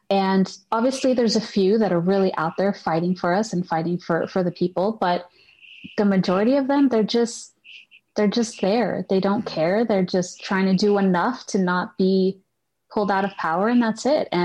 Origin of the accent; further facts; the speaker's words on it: Puerto Rico; when anyone asks normally i would just say oh i'm puerto rican mm. and once i got involved i started saying puerto rican american